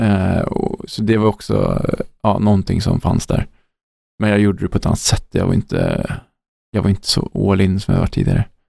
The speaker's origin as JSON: {"language": "Swedish", "country": "Sweden", "said": "Som svensk"}